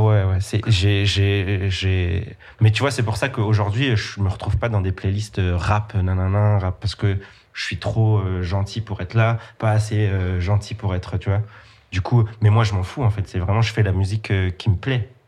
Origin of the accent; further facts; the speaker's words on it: Nancy, Grand Est, France; now in Paris, France; Je viens de Nancy